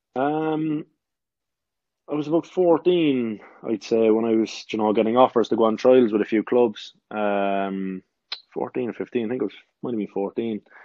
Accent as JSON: {"language": "English", "town": "Cork", "region": "Munster", "country": "Ireland", "tie": "born or raised there", "also_born_or_lived": "Kerry", "moved": "yes", "lives_now": "England", "said": "I'm born and bred in Cork."}